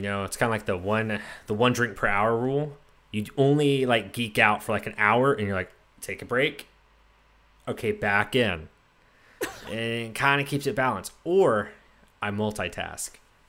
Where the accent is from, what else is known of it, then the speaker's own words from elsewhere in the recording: Texas, United States; I'm from Texas